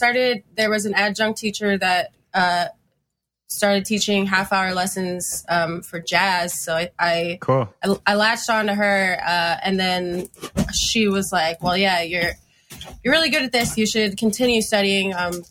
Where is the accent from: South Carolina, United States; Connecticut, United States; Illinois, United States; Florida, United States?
Florida, United States; Fort Lauderdale; I was into punk, but I like growing up in Fort Lauderdale, at least like for me, it was, I know there's like a ska scene down there, but I wasn't involved in that.